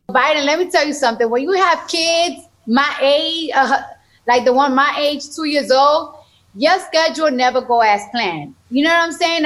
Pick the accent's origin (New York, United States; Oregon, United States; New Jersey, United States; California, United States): New York, United States; I'm from New York, so when you're in high school and, or middle school, they give you a, a free metro car